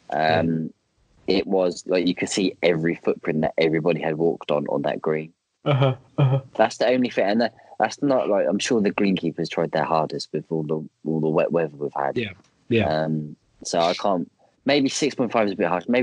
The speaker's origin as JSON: {"language": "English", "region": "East of England", "country": "United Kingdom", "tie": "born or raised there", "said": "We normally play at Fort Ness, um, which is near my hometown."}